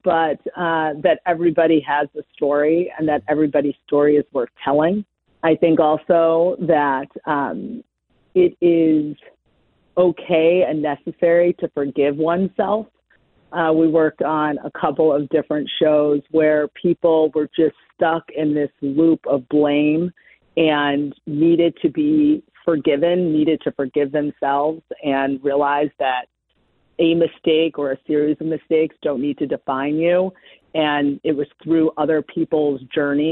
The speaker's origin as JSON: {"language": "English", "town": "Cleveland", "region": "Ohio", "country": "United States", "tie": "born or raised there", "also_born_or_lived": "Chicago", "moved": "as an adult", "said": "I was born and raised in Cleveland, Shaker Heights to be specific. And though I haven't lived there in probably 25 years, it's still home to me"}